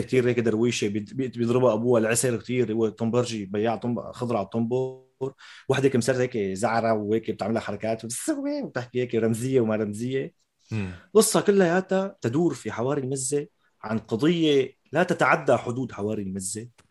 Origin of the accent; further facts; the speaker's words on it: Damascus, Damascus Governorate, Syria; accent: Shami; now in France; انا شامي